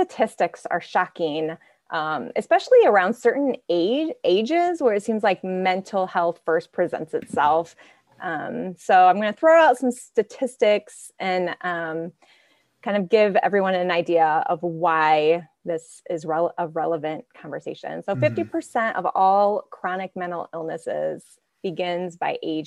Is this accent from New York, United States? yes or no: no; Archbold, Ohio, United States; Archbold, Ohio, a small farming community up in Northwest Ohio.